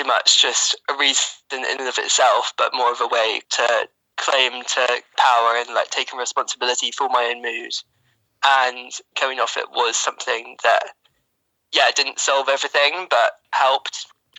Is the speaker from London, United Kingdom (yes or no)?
yes; London, United Kingdom; I'm 26, I'm from London